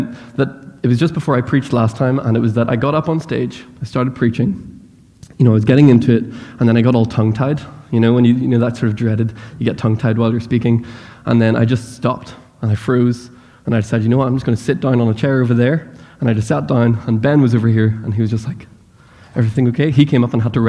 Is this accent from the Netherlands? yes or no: no; Northern Ireland, United Kingdom; accent: Northern Irish; moved away as an adult; now in United States; I grew up in Northern Ireland